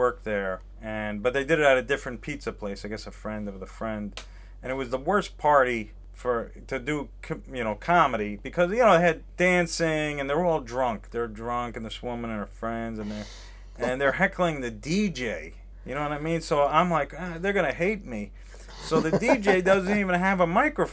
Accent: New York, United States; moved away as an adult; now in Los Angeles, United States; I'm from New York originally.

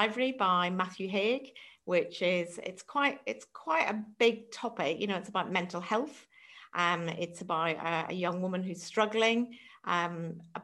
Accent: Ireland; moved away as an adult; now in England; I'm also from Ireland

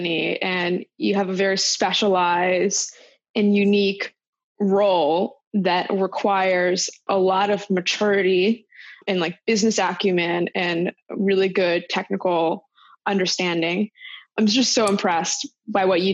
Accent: Maryland, United States; Both of us repping Maryland

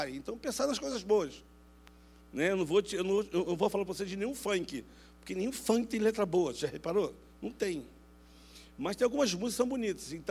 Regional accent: Rio de Janeiro, Brazil; eu sou carioca da gema, nascido e criado no Rio de Janeiro.

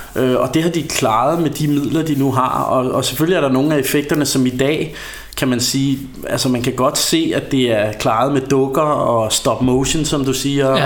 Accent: Ringsted, Zealand, Denmark; vi kommer jo fra Ringsted

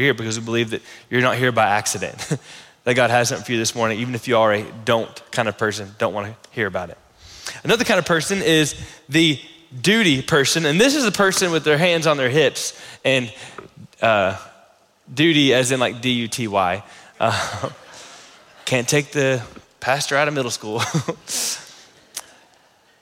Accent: the South, United States; I'm from the South

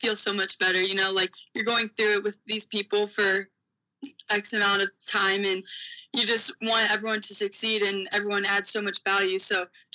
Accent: Mansfield, Ohio, United States; Love where I grew up from. Definitely a small town

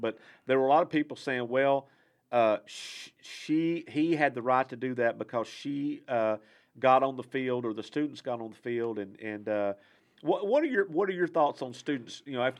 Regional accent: Texas, United States; I'm from Texas, and six-man football is a big thing there.

